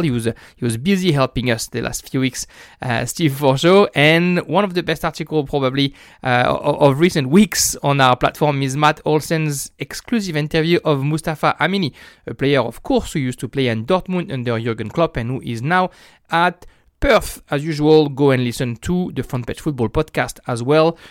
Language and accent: English; France; now in Australia; as a French person